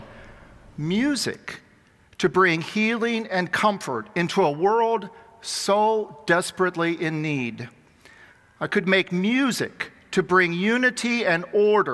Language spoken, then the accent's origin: English; Xenia, Ohio, United States; born or raised there; moved away